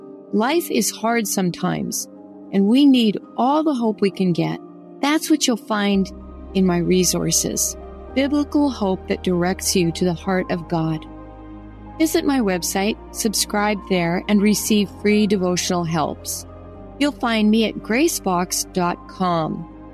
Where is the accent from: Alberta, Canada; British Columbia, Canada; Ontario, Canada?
Alberta, Canada; But I grew up a landlubber on the Alberta prairies.